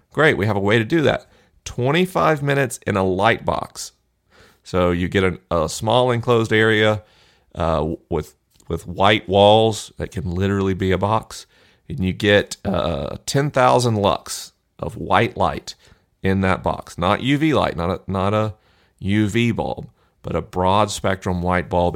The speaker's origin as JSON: {"language": "English", "region": "Florida", "country": "United States", "said": "Florida, my home state"}